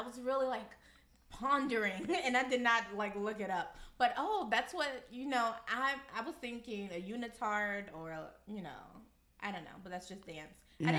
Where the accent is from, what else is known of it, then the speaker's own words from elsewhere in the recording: Miami, Florida, United States; now in New York, United States; I'm from Miami